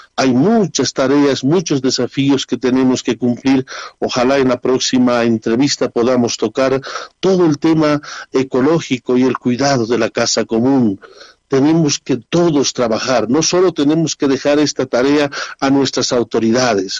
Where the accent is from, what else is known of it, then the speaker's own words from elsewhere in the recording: Bolivia; nuestra gente boliviana